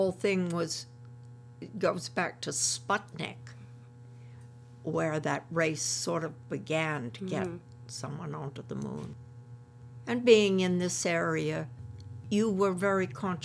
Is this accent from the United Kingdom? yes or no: yes; England, United Kingdom; moved away as an adult; I come from England, so my family is back there. Though I've been here for many, many years, I was an evacuee here during World War II.